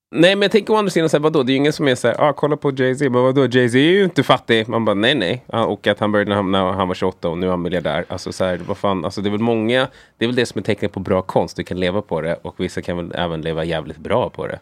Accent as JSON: {"language": "Swedish", "country": "Sweden", "tie": "born or raised there", "said": "sen kom min mamma hit och min brorsa. Och sen föddes jag"}